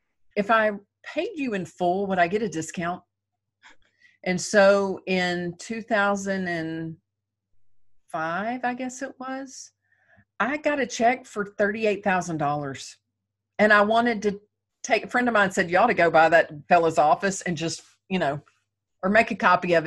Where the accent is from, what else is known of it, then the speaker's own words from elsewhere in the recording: the South, United States; I'm from the South